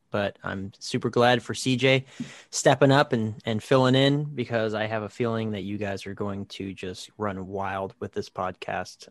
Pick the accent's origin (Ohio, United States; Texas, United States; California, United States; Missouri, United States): California, United States; Fresno; moved away; I'm from Fresno